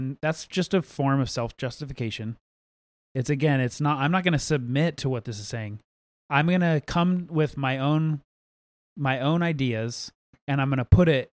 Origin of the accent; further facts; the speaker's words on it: United States; And I get it from a constitutional standpoint, and I'm an American, so therefore I do have rights.